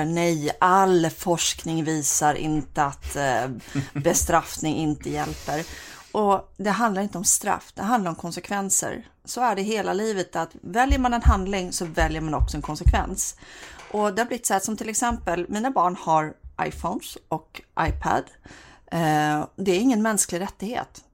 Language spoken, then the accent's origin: Swedish; Bohuslän, Västra Götaland, Sweden; jag är bohuslänning också